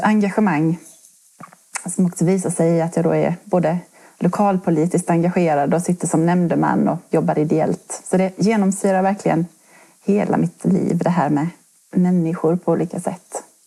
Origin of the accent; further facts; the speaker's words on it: Halland County, Sweden; moved away as an adult; now in Kronoberg, Sweden; jag är en hallänning som har hamnat i Kronoberg här eh, på grund av först studier